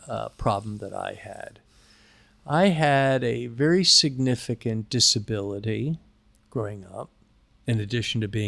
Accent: New York City, New York, United States; I was born in New York City

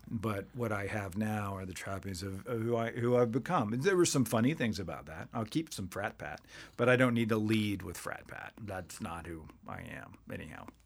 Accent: Waco, Texas, United States; I grew up in Waco

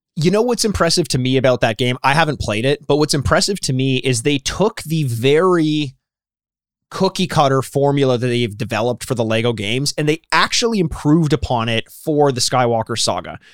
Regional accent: Canada; I am Canadian

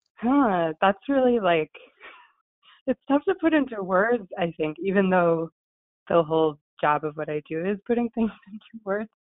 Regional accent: New Jersey, United States; I'm from New Jersey

